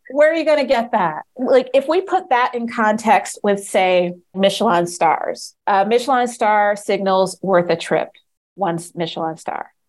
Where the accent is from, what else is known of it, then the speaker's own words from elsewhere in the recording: Maryland, United States; And I'm from Maryland, and I don't know why we don't have